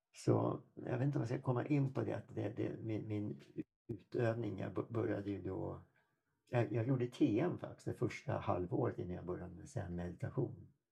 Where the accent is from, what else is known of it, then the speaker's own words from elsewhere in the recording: Sweden; also born or lived in Toronto, Canada; Som svensk